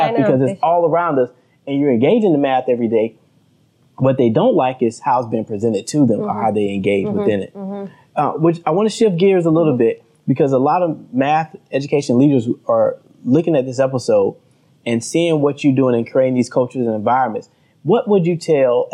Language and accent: English; the South, United States; I'm from the South. We don't have as many skyscrapers.